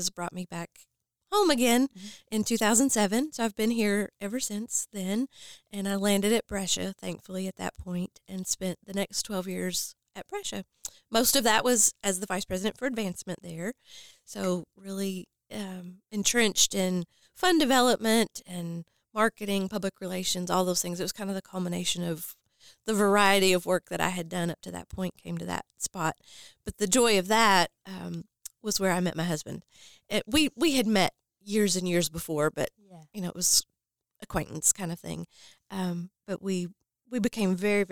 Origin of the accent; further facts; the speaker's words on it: Indiana, United States; now in Owensboro, United States; I was born in Indiana.